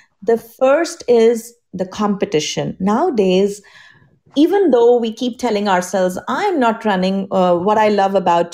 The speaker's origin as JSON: {"language": "English", "country": "India", "moved": "yes", "lives_now": "United States", "said": "I'm from India. That's my home country"}